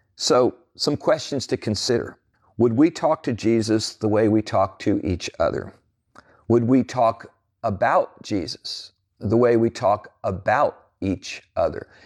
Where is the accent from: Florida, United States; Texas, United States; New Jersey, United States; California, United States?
New Jersey, United States; growing up as a teenager in New Jersey